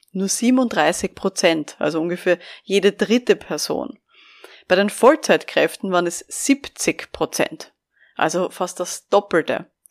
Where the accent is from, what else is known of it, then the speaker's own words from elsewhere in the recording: Vienna, Austria; ich bin ja aus Wien